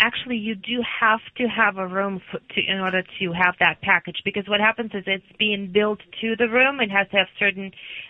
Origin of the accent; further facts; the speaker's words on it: Russia; now in United States; I grew up in Russia